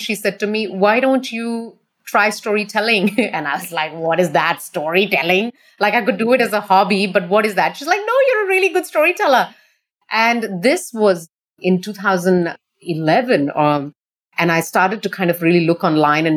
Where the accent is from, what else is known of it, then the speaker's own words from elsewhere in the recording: India; moved away as an adult; also born or lived in Australia; now in Singapore; I'm born and brought up in India. I left India when I was only about 20 years old